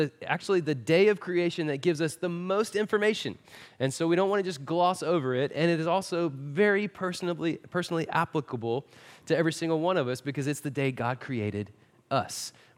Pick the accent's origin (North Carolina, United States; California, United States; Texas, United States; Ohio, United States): Texas, United States; Marshall; not only are we from Marshall, we're also from East Texas.